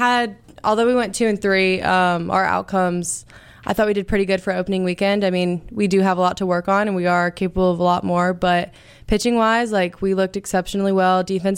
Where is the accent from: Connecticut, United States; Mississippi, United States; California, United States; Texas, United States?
Mississippi, United States; Ocean Springs; Well, I'm actually from Ocean Springs, so I've been here.